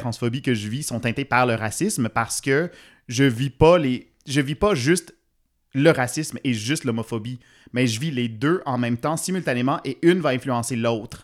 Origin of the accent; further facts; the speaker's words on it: Ontario, Canada; now in Montreal, Canada; je suis franco-ontarien